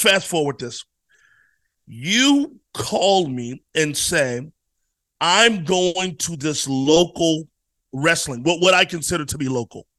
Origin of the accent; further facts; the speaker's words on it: Virginia, United States; I'm from Virginia